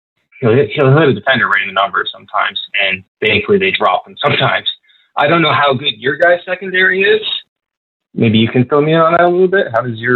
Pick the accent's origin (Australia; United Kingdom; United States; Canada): Canada; Ontario; So I'm from the Niagara region, which is really close to Buffalo.